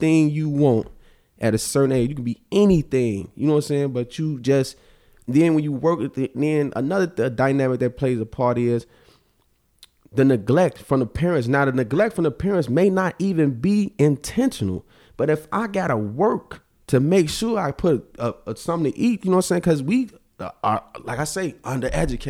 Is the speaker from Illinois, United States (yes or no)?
yes; Chicago, Illinois, United States; I'm from Auburn Gresham